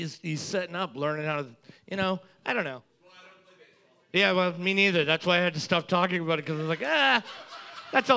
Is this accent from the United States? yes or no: no; Canada; obviously we're Canadian.